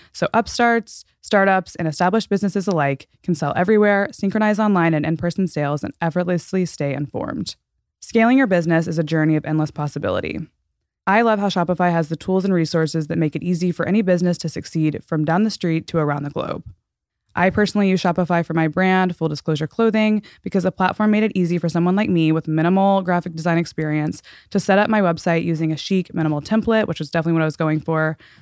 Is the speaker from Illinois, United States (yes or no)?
no; Texas, United States; also born or lived in Florida; We're from Texas